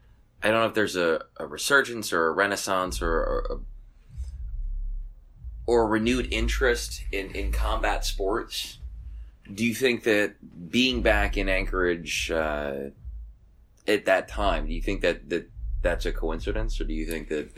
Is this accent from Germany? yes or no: yes; Germany; And I grew up in Germany, so I understand that when I say language barrier, it's really not that bad.